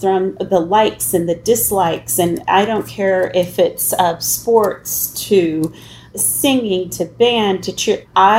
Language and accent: English; Midwest, northern Illinois to southern Illinois, United States; also born or lived in St. Louis area; I have lived, honestly, really in the Midwest primarily, from northern Illinois to the St. Louis area, southern Illinois